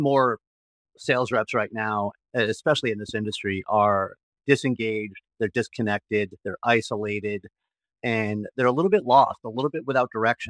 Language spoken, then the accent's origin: English; Martha's Vineyard, Massachusetts, United States; also born or lived in Springfield, Massachusetts; I am originally from Martha's Vineyard. I was born and raised an Islander. So I grew up in Massachusetts, and I went to the University of Massachusetts, where I studied legal studies and history